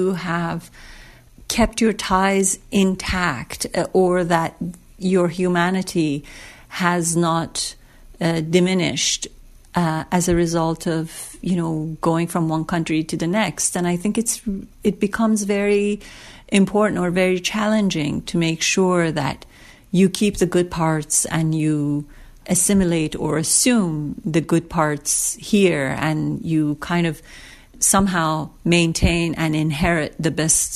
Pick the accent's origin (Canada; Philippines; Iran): Iran; now in United States; I was born and raised in Iran, and then I came to America, and now I'm Iranian-American